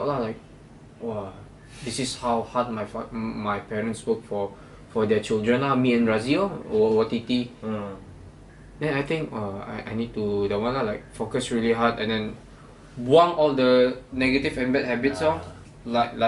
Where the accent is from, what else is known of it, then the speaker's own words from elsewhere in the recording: Kuala Belait, Belait, Brunei; moved away as an adult; now in Malaysia; the third one was my hometown, yeah, like KB